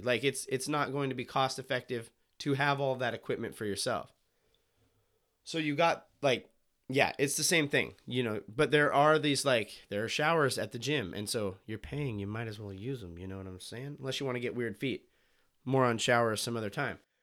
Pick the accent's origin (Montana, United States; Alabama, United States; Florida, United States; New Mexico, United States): Montana, United States; now in Willamette Valley, Oregon, United States; I'm from Montana